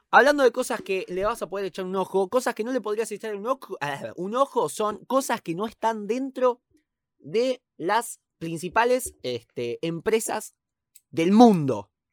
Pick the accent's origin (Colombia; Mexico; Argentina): Argentina; somos argentinos